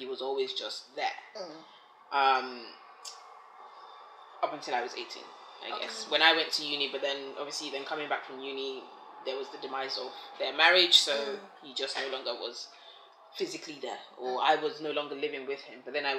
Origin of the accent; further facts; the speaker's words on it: Nigeria; now in England; So being born in Nigeria, growing up in Nigeria